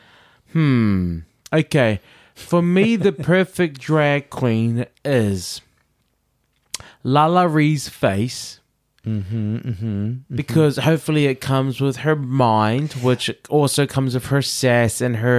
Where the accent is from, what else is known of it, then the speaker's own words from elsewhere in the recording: New York, United States; I'm from New York, bitch. I'm from New York.